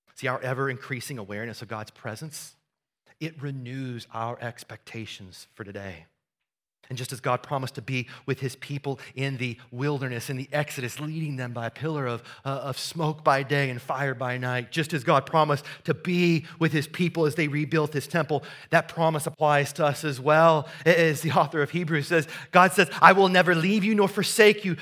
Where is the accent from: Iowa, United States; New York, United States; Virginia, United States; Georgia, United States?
Iowa, United States; Southeast; moved away; we went back to the farm that I grew up on in Southeast Iowa